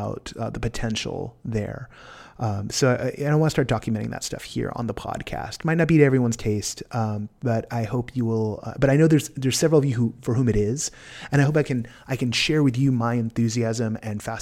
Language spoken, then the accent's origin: English; California, United States; As a Californian